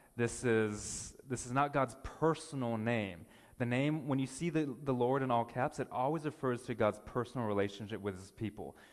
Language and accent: English; United States; now in Ontario, Canada; I'm American